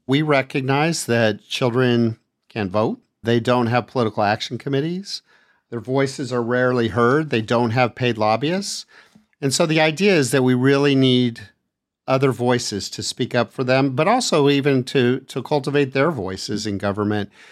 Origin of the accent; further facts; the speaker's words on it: El Paso, Texas, United States; also born or lived in Austin, Texas; I grew up in El Paso, Texas